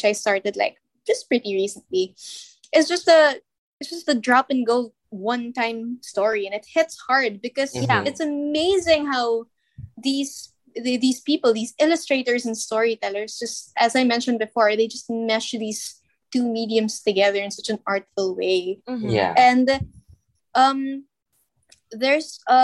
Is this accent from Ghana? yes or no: no; Philippines; we're from the Philippines.